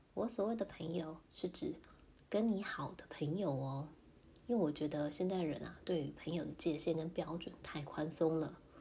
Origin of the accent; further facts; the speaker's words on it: Taiwan; 虽然我是台湾人